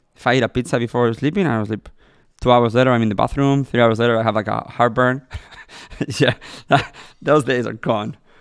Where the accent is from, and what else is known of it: Madrid, Community of Madrid, Spain; born or raised there; English is a second language; moved away as an adult; now in Los Angeles, United States